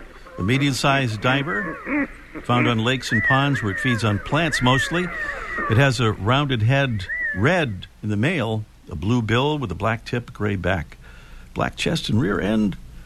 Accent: Rhode Island, United States; my home state of Rhode Island

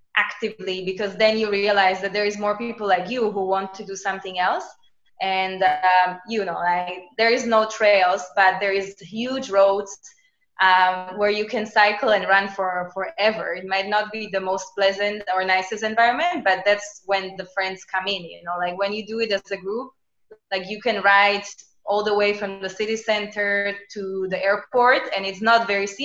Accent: Slovakia; moved away as an adult; also born or lived in Shanghai, China; now in Hong Kong; I was born and raised in Slovakia

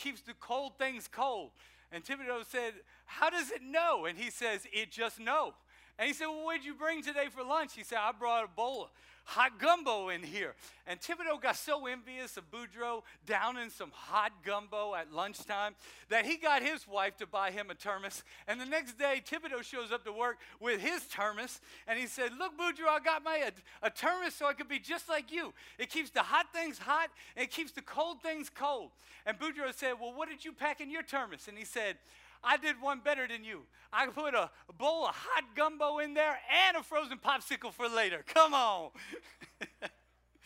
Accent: South Louisiana, United States; now in Maryland, United States; I'm from South Louisiana. I'm from Cajunville

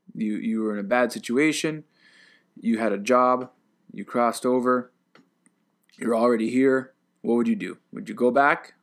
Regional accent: United States; now in Japan; I'm an American citizen

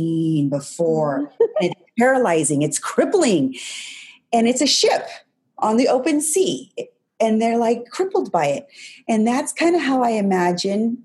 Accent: New Mexico, United States; I grew up in New Mexico

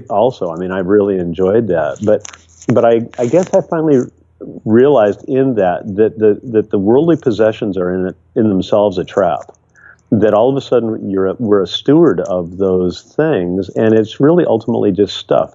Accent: Michigan, United States; now in Seattle, United States; growing up in Michigan

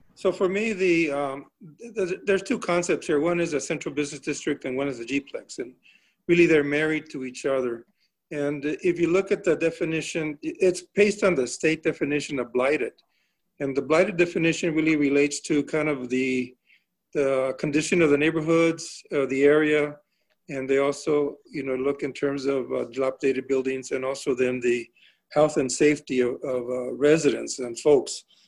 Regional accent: Tucson, Arizona, United States; I'm a life, lifetime Tucsonian. Um, I was born actually in St. Mary's Hospital, so it was in Ward 1

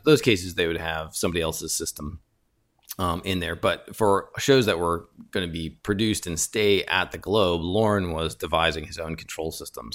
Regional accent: Chicago, Illinois, United States; moved away as an adult; also born or lived in Ithaca / San Diego; born and raised in Chicago

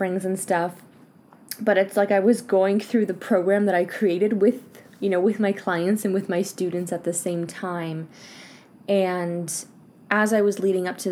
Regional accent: Canada; now in France; I am Canadian and I'm here living in France

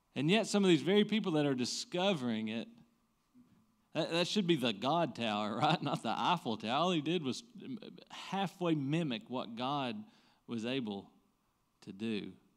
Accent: the Bible Belt, Southern United States, United States; growing up in the Bible be-, Belt

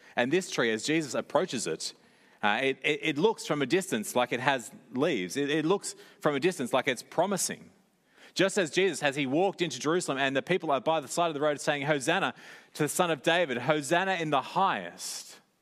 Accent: Sydney, New South Wales, Australia; growing up in Sydney

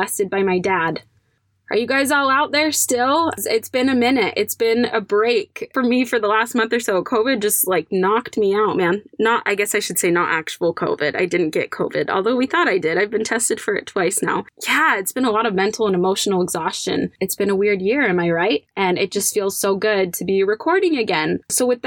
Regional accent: Utah, United States; I am originally from Utah and I live here now

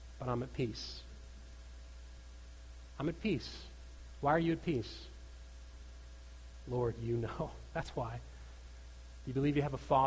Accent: United States; I grew up right on the Minnesota border

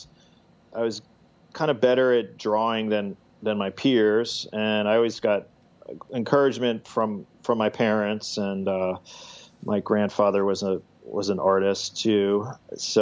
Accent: central New Jersey, United States; also born or lived in Brooklyn, New York; now in Mount Pleasant, United States; So I grew up in New Jersey, and central New Jersey, about 30 miles west of New York City

